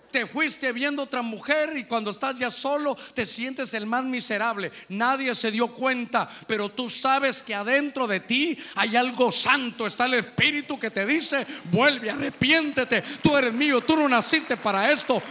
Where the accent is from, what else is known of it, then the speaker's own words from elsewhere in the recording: Honduras; cuántos somos de Honduras